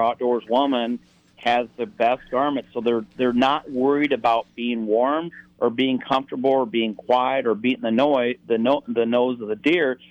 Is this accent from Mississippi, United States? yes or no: no; South Dakota, United States; I grew up in the the Central Plains in a farming community in South Dakota